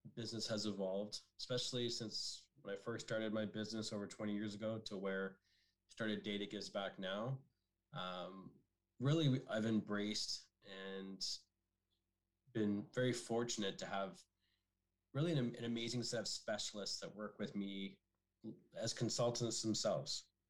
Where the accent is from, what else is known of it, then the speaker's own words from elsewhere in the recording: Barrie, Ontario, Canada; I'm originally from the Barrie area, and growing up in Barrie in the 80s